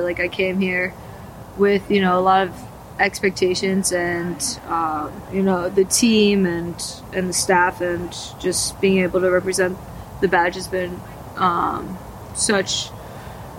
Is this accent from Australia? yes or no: no; United States; moved away as an adult; now in London, United Kingdom; as an American